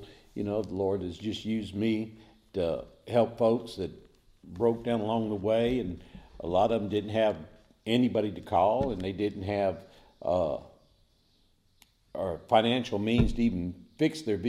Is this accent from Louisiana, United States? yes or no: yes; Leesville, Louisiana, United States; also born or lived in Germany; So we're not actually born in Louisiana, but we've been raised there, so that's our home, and that's where we're at.